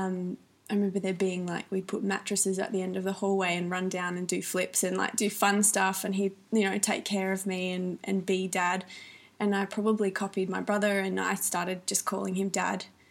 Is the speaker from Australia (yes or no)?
yes; the Riverland, South Australia, Australia; also born or lived in Melbourne, Australia; I grew up in the Riverland, South Australia